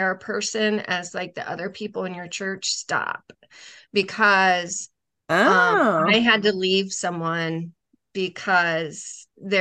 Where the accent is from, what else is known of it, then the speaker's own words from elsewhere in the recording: Ohio, United States; my hometown probably had, and we're talking 20,000 max in my hometown